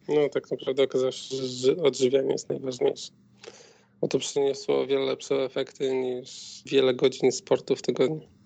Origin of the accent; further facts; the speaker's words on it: Białystok, Podlaskie Voivodeship, Poland; moved away as an adult; now in Warsaw, Poland; W Warszawie mieszkamy 8 e, lat, a pochodzimy z Białegostoku.